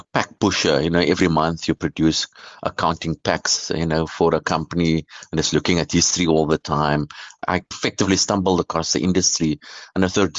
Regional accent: Cape Town, Western Cape, South Africa; I grew up in the Cape Flats in Cape Town

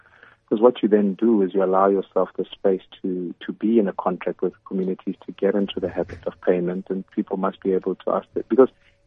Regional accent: Soweto, Gauteng, South Africa; moved away; I grew up in Soweto

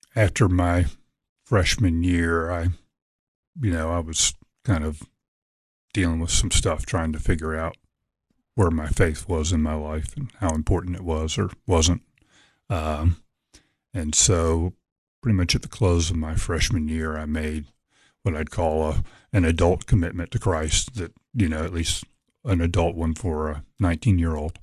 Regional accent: Norfolk, Virginia, United States; Grew up in Norfolk, Virginia

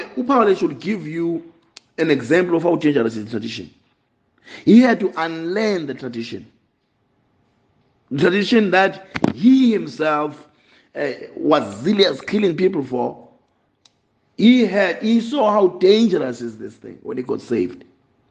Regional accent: Eastern Cape, South Africa; I grew up in Eastern Cape

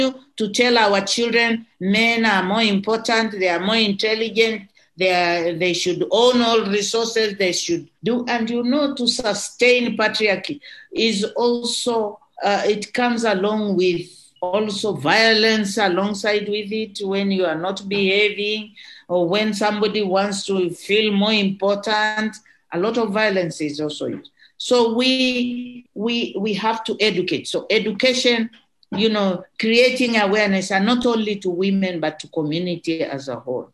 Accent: Moshi, Kilimanjaro, Tanzania; growing up in Kilimanjaro

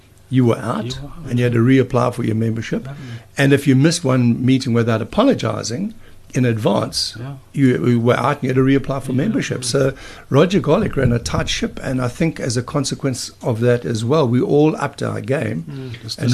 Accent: Durban, KwaZulu-Natal, South Africa; Growing up in Durban

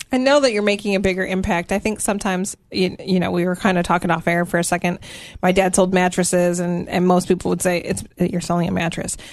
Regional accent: Michigan, United States; now in Tennessee, United States; my Michigan roots

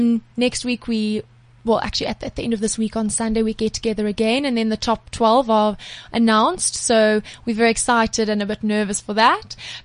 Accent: South Africa; moved away as an adult; also born or lived in Europe; I'm a South African show jumper.

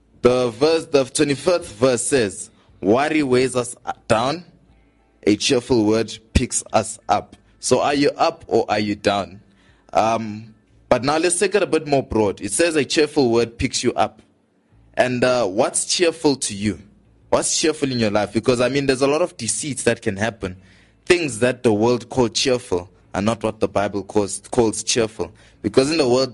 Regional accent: Johannesburg, Gauteng, South Africa; We're from Johannesburg, Southside

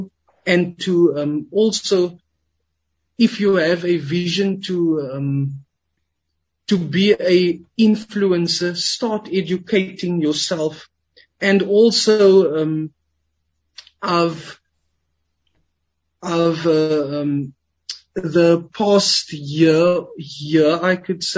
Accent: Cape Town, Western Cape, South Africa; I was born and raised in the Cape Flats

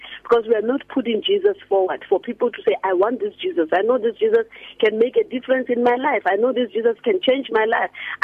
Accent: Rustenburg, North West, South Africa; when I was still growing up in Rustenburg

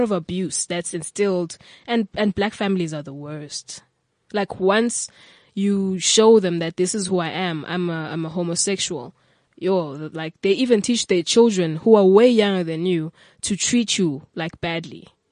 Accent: King William's Town, Eastern Cape, South Africa; moved away as an adult; now in Cape Town, South Africa; originally I'm from King Williamstown in the Eastern Cape

